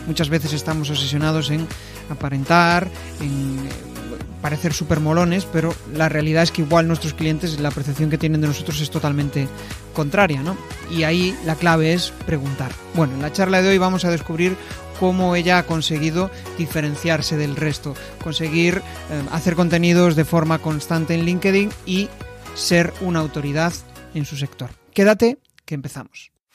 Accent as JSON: {"language": "Spanish", "region": "Galicia", "country": "Spain", "tie": "born or raised there", "lives_now": "Vigo, Spain", "said": "somos los dos gallegos, eh, nacimos en el, mismo, en el mismo ayuntamiento"}